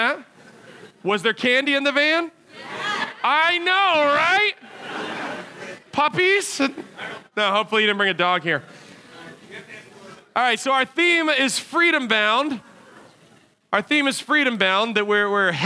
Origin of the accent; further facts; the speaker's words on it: United States; as Americans